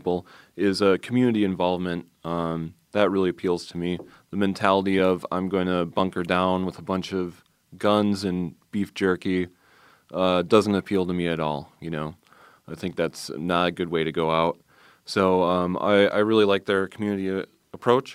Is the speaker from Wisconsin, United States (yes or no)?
yes; Milwaukee, Wisconsin, United States; a Milwaukee chapter started here in my hometown